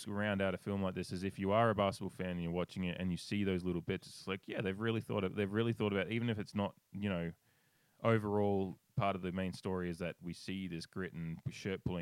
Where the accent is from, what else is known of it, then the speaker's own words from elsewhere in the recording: Australia; as an Australian